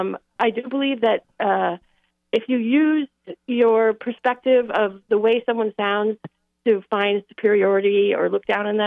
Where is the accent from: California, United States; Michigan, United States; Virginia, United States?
Michigan, United States; also born or lived in San Diego; now in Boston, United States; I grew up in Michigan where it's very flat, and so the A's are very long